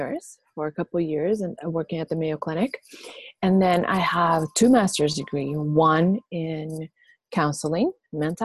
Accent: Puerto Rico; I was born and raised in Puerto Rico.

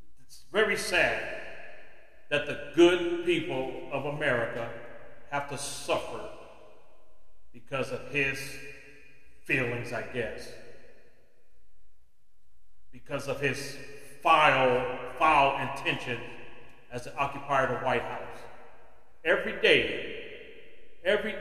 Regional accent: United States; as an American citizen

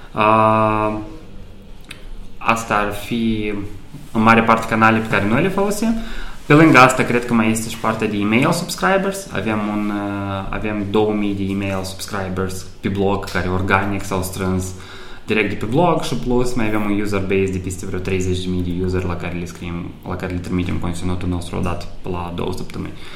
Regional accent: Moldova; moved away as an adult; also born or lived in Chișinău / Cluj / Bucharest; originar fiind din, din Moldova

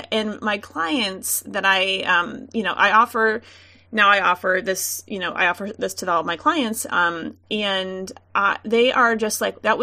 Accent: Missouri, United States; we're from Missouri.

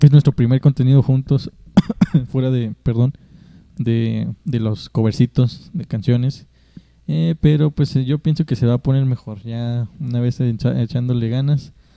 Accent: Mexico; somos de México

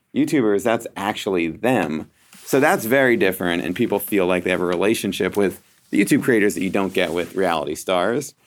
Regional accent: Philadelphia, Pennsylvania, United States; I'm from Philadelphia

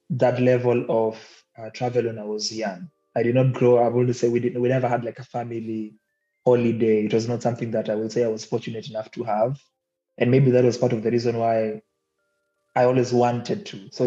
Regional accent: Kisauni, Mombasa County, Kenya; now in Mtwapa, Kenya; I born and raised in Kisauni, but coming to Mtwapa later on, where they finally settled. And I guess right now, Mtwapa is what I call home.

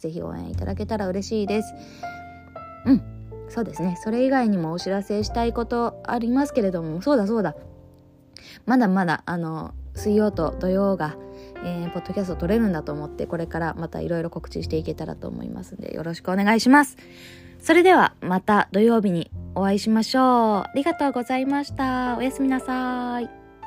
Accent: Ōshima, Tokyo, Japan; 伊豆大島の出身ですから

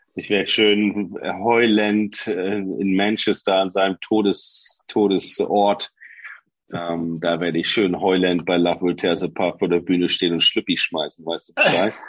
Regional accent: Oldenburg, Lower Saxony, Germany; Ich bin ja ein Oldenburger

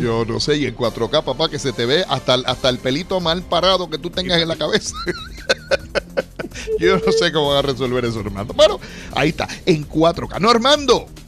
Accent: Aguadilla, Puerto Rico; en mi pueblo de Aguadilla

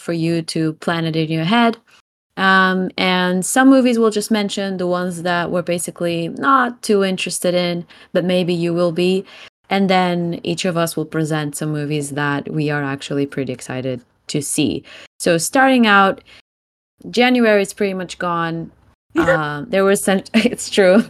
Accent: Portugal; I'm … from Portugal

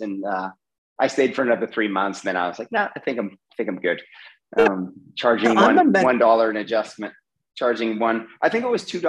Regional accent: California, United States; now in Barcelona, Spain; I was born in California

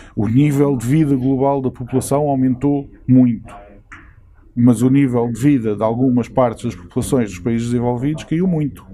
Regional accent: Portugal; now in United Kingdom; Eu hum, vivo eh, aqui, mas eu sou português.

